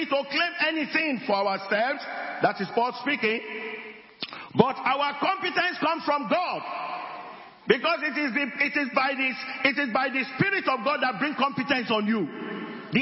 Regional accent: area near Fiditi, Oyo, Nigeria; I'm not from Fiditi, but I came from that area.

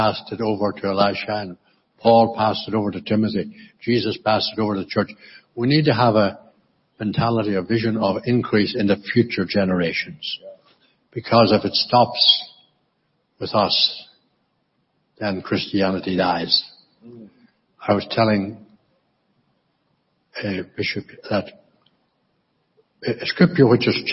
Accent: County Monaghan, Ulster, Ireland; when I grew up in County Monaghan in the Republic, I was brought up in a very, very traditional Anglican church called Church of Ireland

